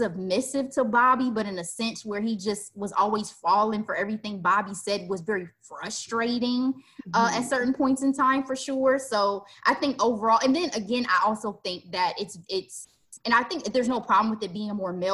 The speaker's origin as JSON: {"language": "English", "region": "Midwest", "country": "United States", "said": "as we say in the Midwest."}